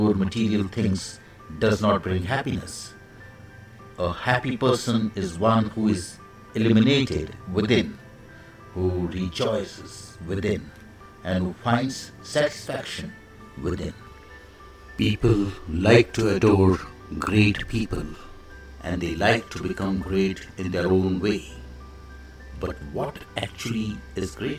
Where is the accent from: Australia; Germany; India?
India; I am the Indian monk